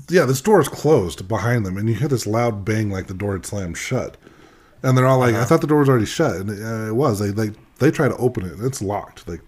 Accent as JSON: {"language": "English", "town": "Boston", "region": "Massachusetts", "country": "United States", "said": "I'm from Boston, right?"}